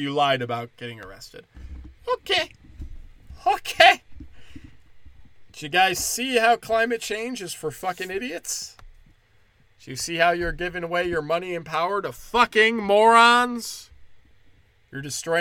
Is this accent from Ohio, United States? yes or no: no; Illinois, United States; moved away; also born or lived in Florida; I lived in Florida. But growing up in Illinois